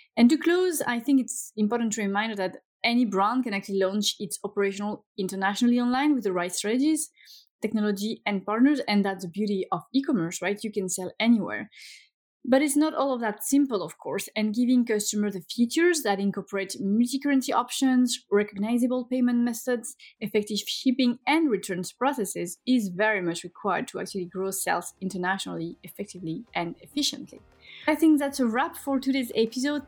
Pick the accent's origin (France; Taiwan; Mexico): France; now in Sweden; my home country